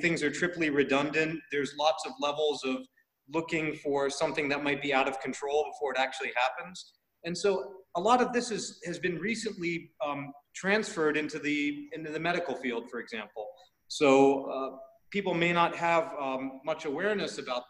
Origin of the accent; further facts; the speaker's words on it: United States; moved away as an adult; now in Thailand; I'm born and raised in the States. You can tell from my name. My origin is from Indian subcontinent, specifically South India, so Karnataka, Tamil Nadu. Okay. So I grew up in the States and then moved over to Asia